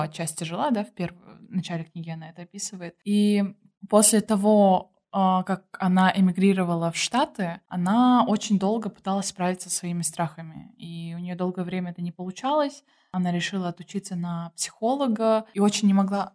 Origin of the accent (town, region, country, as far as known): Kyrgyzstan